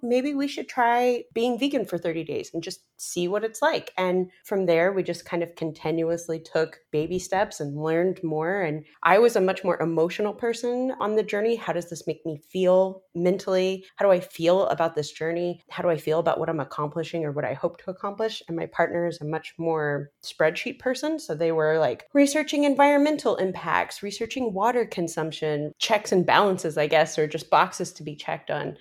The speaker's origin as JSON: {"language": "English", "region": "Midwest", "country": "United States", "said": "we're both from the Midwest."}